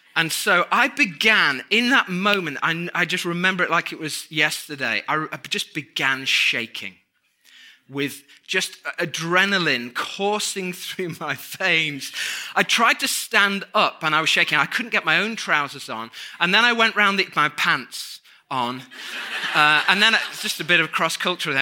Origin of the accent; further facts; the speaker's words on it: United Kingdom; moved away as an adult; now in United States; we're British